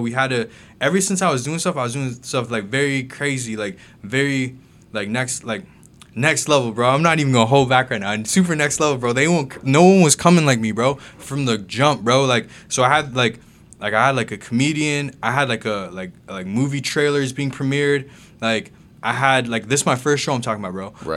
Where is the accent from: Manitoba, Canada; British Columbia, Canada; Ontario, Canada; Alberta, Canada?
Ontario, Canada; Mississauga; also born or lived in Jamaica / Kingston, Jamaica; I grew up in Mississauga, um, I was born in Jamaica, though.